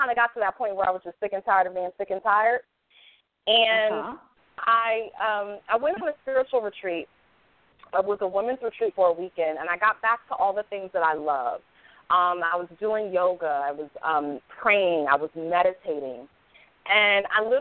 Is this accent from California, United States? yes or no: no; Hartford, Connecticut, United States; I was born and raised in Hartford, Connecticut.